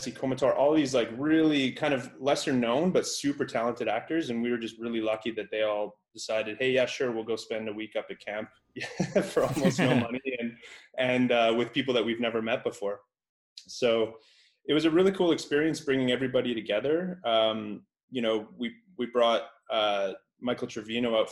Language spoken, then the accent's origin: English; Canada; I'm from Canada